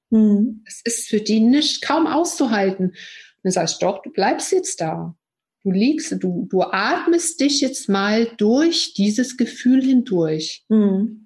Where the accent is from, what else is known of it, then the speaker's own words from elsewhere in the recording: East Germany, Germany; ich bin ja auch so ein Kind aus der DDR